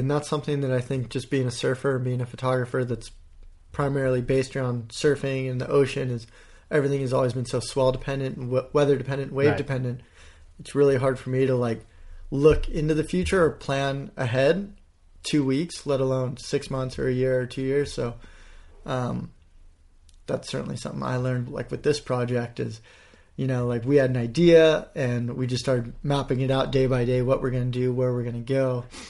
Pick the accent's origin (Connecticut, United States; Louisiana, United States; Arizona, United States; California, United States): California, United States